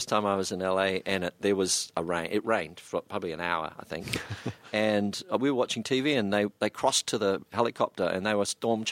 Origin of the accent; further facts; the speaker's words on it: New Zealand; also born or lived in Melbourne, Australia; I'm a New Zealander. I live in Auckland